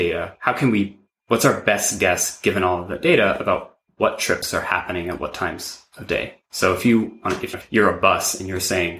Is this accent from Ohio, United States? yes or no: no; New York City, New York, United States; I grew up in New York City